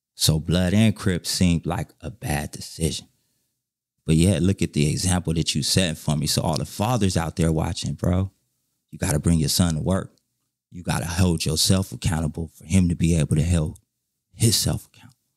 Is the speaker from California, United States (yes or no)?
yes; Inglewood, California, United States; I'm from Inglewood